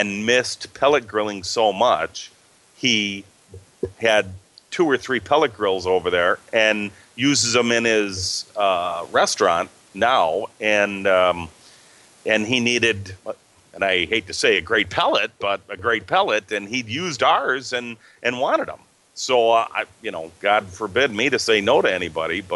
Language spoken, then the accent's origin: English; Illinois, United States; accent: Midwestern; now in Wisconsin, United States; I was born in Illinois